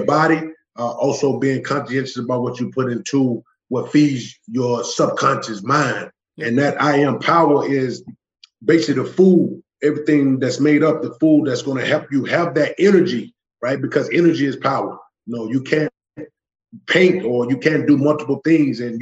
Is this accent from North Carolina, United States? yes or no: yes; Charlotte, North Carolina, United States; moved away; I grew up in West Charlotte, and it was always barriers put up